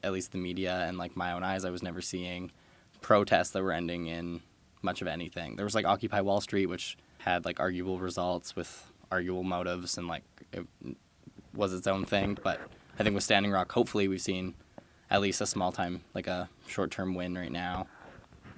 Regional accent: Hinton, Alberta, Canada; moved away; my hometown, Hinton

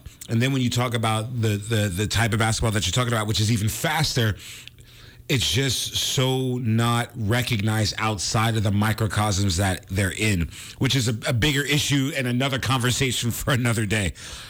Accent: East Coast, United States; I'm from the East Coast.

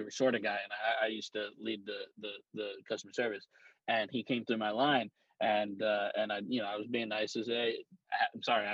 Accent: Florida, United States; I'm from Florida

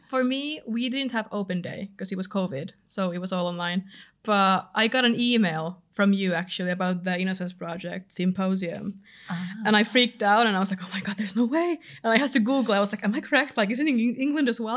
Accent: Finland; accent: Finnish; moved away as an adult; now in London, United Kingdom; I'm from Finland

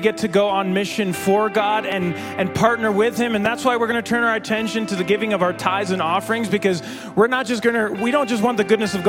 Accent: Mexico; I grew up in Mexico. I'm a missionary kid.

